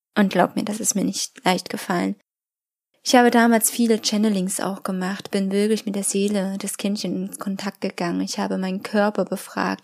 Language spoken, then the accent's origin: German; Germany; bei uns in Deutschland